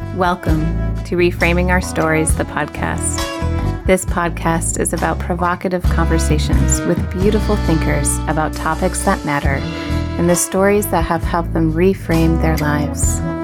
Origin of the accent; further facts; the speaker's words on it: Michigan, United States; Michigan is my home state